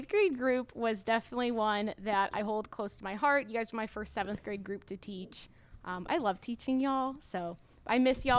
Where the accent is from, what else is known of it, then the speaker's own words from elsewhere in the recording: St. Louis, Missouri, United States; moved away as an adult; I grew up in St. Louis, Missouri. I grew up in South City. It was a pretty awesome neighborhood to grow up in, and then I moved here 2 years ago.